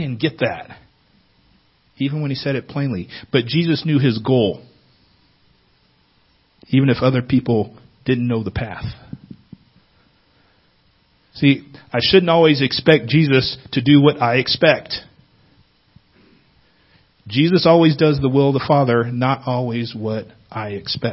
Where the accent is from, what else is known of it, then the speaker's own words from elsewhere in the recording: Northern California, United States; moved away; I'm from Northern California